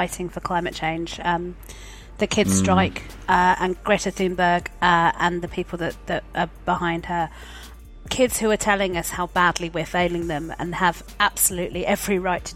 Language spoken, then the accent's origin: English; London, United Kingdom; So I'm a Londoner, always have been. I've never lived further north than Tottenham